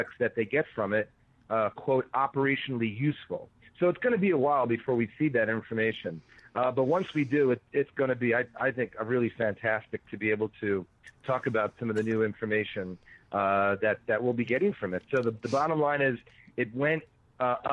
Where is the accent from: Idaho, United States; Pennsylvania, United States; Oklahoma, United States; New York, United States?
New York, United States; moved away; also born or lived in Madison / Chicago; I grew up in New York